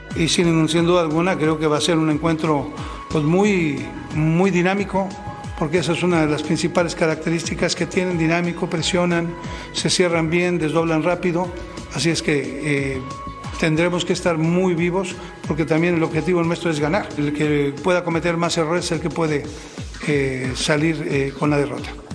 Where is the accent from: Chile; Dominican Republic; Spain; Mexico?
Mexico; Guadalajara, Jalisco; soy originario de Guadalajara